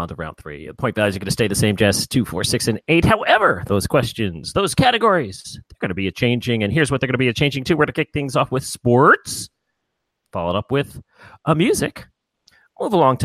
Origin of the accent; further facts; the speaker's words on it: New York, United States; I'm a New Yorker